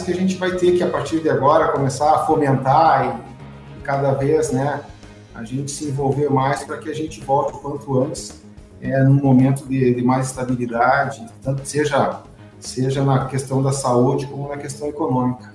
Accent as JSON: {"language": "Portuguese", "town": "Santa Maria", "region": "Rio Grande do Sul", "country": "Brazil", "tie": "born or raised there", "said": "nasci em Santa Maria, me criei em Santa Maria, estudei em Santa Maria"}